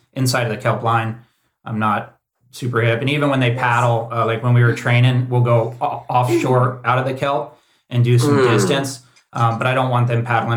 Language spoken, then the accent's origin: English; Cocoa Beach, Florida, United States; moved away as an adult; now in Santa Cruz, United States; I grew up in Florida and we grew up poor